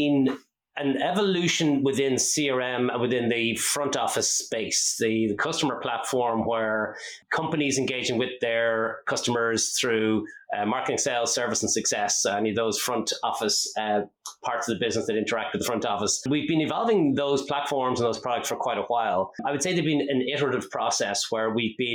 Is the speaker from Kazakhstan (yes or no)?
no; Ireland; accent: Irish; also born or lived in Dublin; it doesn't give it away with my accent, I am Irish. I'm based here in Dublin in Ireland. I've been here for most of my life